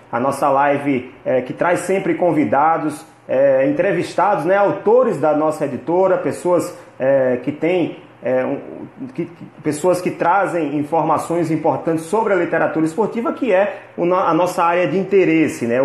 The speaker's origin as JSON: {"language": "Portuguese", "town": "Natal", "region": "Rio Grande do Norte", "country": "Brazil", "said": "Nós somos de Natal, inclusive, para quem não sabe, a editora Primeiro Lugar fica em Natal, no Rio Grande do Norte"}